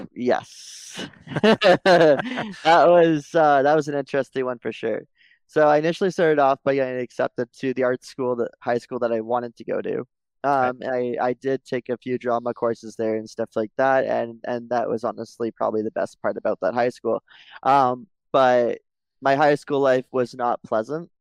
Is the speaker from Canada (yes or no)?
yes; Mississauga, Ontario, Canada; I was born and raised in Mississauga, Ontario.